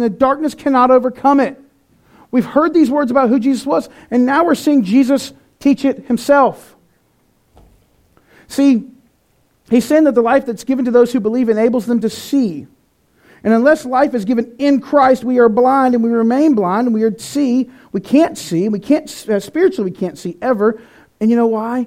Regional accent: North Carolina, United States; I'm from North Carolina, where people say mean things and then say, bless your heart

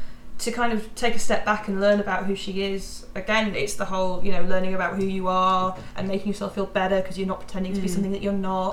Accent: Scarborough, Yorkshire and the Humber, United Kingdom; I come from Scarborough, and have lived in Yorkshire all my life.

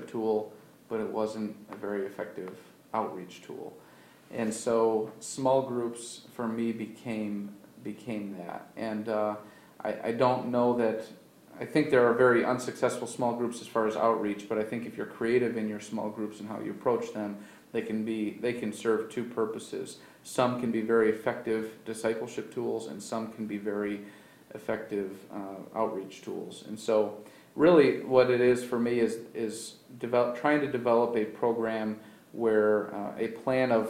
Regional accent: Baldwinsville, New York, United States; now in Auburn, United States; I'm actually from the Syracuse area. I grew up just north of Baldwinsville

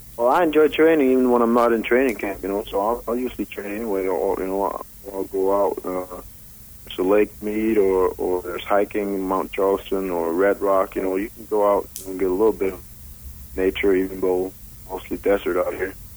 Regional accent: Denmark; moved away as an adult; now in Las Vegas, United States; I'm originally from Denmark.

